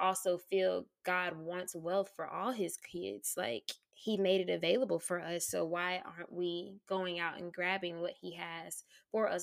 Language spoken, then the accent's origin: English; Tallahassee, Florida, United States; moved away as an adult; also born or lived in Atlanta, Georgia; born and raised in Tallahassee, Florida